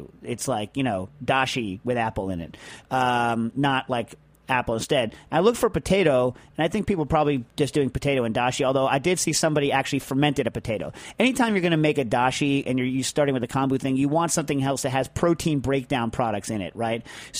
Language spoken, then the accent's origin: English; Pennsylvania, United States; I am from Southwest Pennsylvania, and as you probably know, Scrapple is big in these parts.